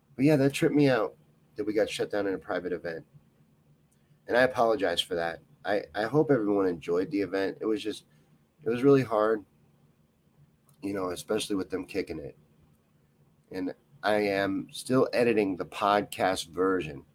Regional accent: Kentucky, United States; I grew up in Kentucky

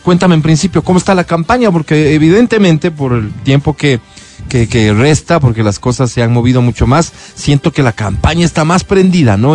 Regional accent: Ecuador; como, como ecuatorianos

